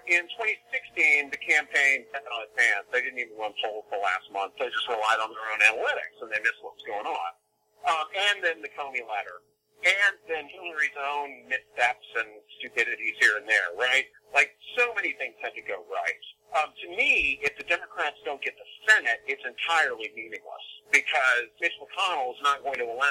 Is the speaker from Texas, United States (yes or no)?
yes; East Texas, United States; I'm from East Texas